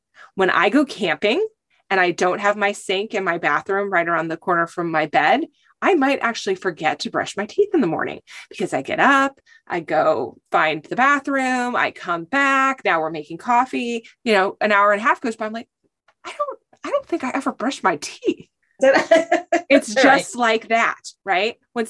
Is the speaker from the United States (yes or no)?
yes; California, United States; also born or lived in Michigan; And then I am from California.